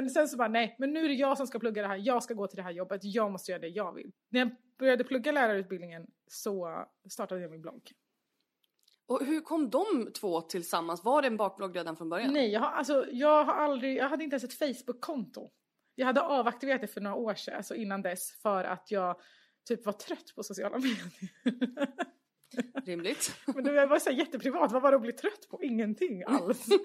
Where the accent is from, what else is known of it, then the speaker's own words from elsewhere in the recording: Stockholm, Stockholm County, Sweden; SÖS föddes jag. Ja. Typ 200 meter från Götgatan där ja. jag är uppvuxen.